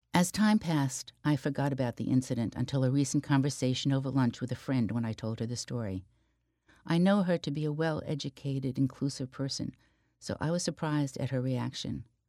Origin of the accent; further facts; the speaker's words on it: Secaucus, New Jersey, United States; Growing up in Secaucus, New Jersey, which was only a short bus ride through the Lincoln Tunnel from Manhattan